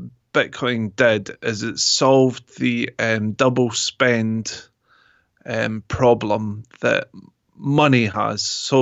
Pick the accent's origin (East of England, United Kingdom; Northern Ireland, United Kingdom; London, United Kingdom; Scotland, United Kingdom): Scotland, United Kingdom; accent: Scottish; It's got an English twang in it now, because wherever I go, I pick up accents. So I don't tend to keep my accent fully. I tend to take the others on. So it's, well, I would say British, but it's more Scottish.